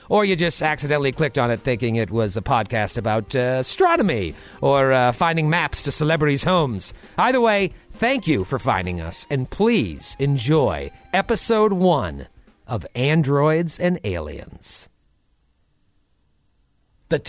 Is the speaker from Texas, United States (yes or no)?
no; Massachusetts, United States; moved away as an adult; now in New York City, United States; I grew up in Massachusetts